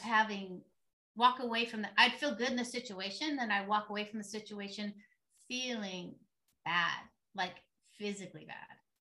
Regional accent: San Diego, California, United States; I grew up in San Diego, California, so by the beach, so we were pretty hippie-ish

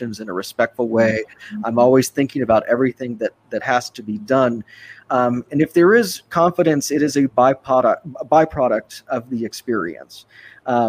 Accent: Austin, Texas, United States; my hometown of Austin, it's changed immeasurably since I was a kid

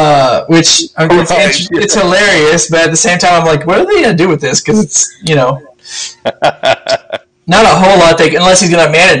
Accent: Central Texas, United States; I'm from Central Texas, which means, you know, Texas is so spread out, but I could get to each of these areas within a couple hours.

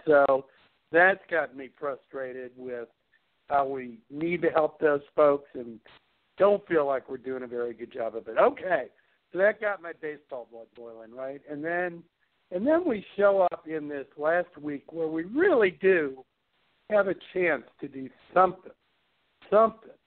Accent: Chicago, Illinois, United States; I grew up in Chicago

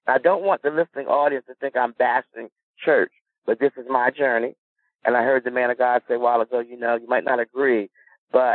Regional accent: Milton, Delaware, United States; also born or lived in Dover, Delaware; I'm from Milton, Delaware, a little small town in Delaware

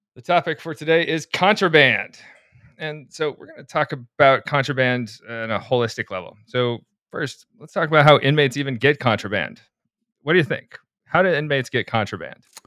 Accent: Anchorage, Alaska, United States; I'm from the suburbs of Anchorage

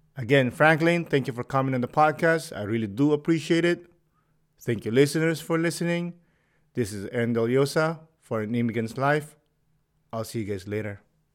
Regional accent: Philippines; I'm Filipino

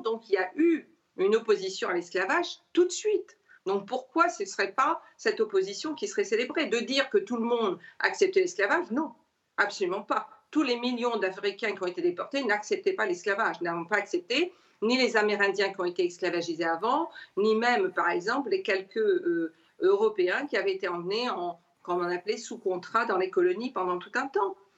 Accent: Réunion; Moi, je suis réunionnaise

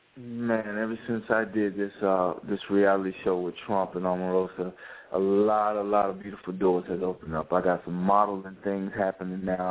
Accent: Louisiana, United States; also born or lived in Monroe, Louisiana; now in Atlanta, United States; I'm from Louisiana

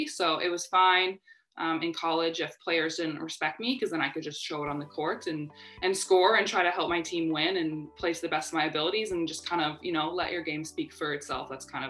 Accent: Winnipeg, Manitoba, Canada; I'm from Canada, and you know, like, ice hockey is obviously like a big thing.

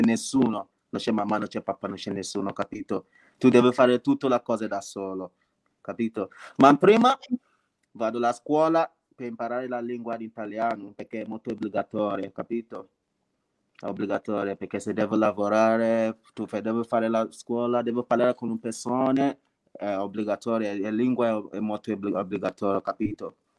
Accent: Nigeria; Italian is a second language; moved away as an adult; now in Italy; vengo dalla Nigeria, Nigeria

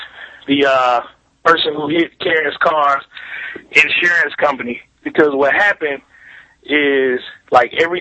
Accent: Montgomery, Alabama, United States; I'm from Montgomery, Alabama

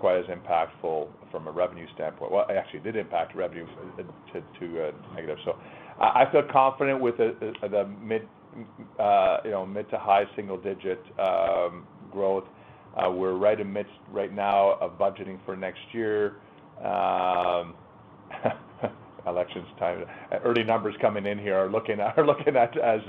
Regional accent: Canada; I as a proud Canadian, as a Canadian company

